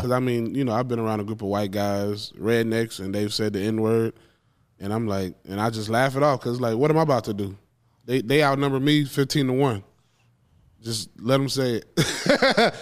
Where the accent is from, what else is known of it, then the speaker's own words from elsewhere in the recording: Macon, Georgia, United States; moved away as an adult; now in Austin, United States; I was raised in Macon, Georgia